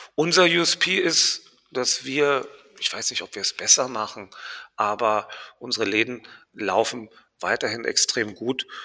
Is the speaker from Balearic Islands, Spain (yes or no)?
no; Marbella, Andalusia, Spain; now in Berlin, Germany; Ich bin ja in Spanien groß geworden